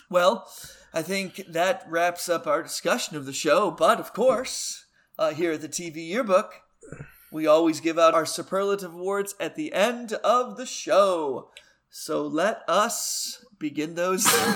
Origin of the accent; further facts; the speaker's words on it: Boston, Massachusetts, United States; I'm from Boston.